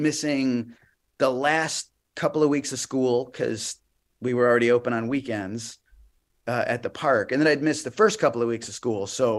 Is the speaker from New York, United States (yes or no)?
no; Chicago, Illinois, United States; moved away; also born or lived in Des Moines, Iowa / Florida; I'm from Chicago.